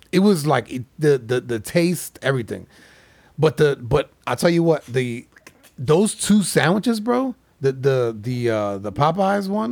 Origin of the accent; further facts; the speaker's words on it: Florida, United States; I'm from Florida